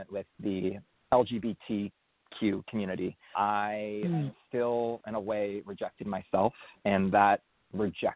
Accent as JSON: {"language": "English", "area": "San Francisco Bay Area", "region": "California", "country": "United States", "tie": "born or raised there", "said": "I grew up in the San Francisco Bay Area."}